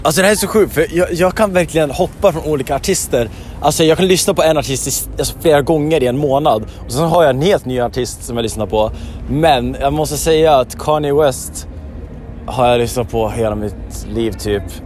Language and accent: Swedish; Järvsö, Gävleborg County, Sweden; now in Stockholm, Sweden; Jag skulle vilja säga Järvsö, men jag är bosatt i Stockholm. Jag kommer från Järvsö.